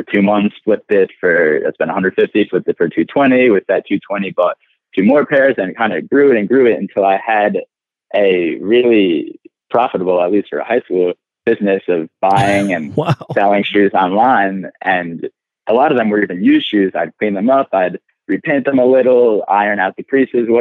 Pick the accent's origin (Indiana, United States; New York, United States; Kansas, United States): New York, United States; Chappaqua; I grew up in Chappaqua, New York, which is a town outside of the city, small suburb